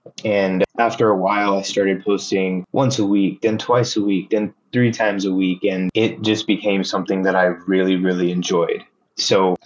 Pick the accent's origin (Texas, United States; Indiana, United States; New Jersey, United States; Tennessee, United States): Texas, United States; moved away as an adult; also born or lived in Philadelphia; now in New York City, United States; I was born in Texas